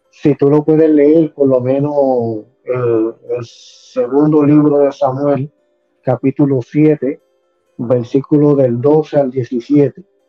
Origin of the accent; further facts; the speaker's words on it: San Lorenzo, Puerto Rico; also born or lived in Caguas, Puerto Rico / West Palm Beach, Florida; now in Florida, United States; Nací en la bella ciudad de a Puerto Rico, soy cagüeño, me crié en San Lorenzo y también me crié acá en West Palm Florida.